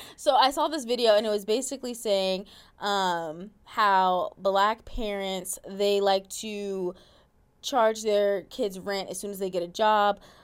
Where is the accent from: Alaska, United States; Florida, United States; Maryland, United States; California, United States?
Alaska, United States; I grew up in Alaska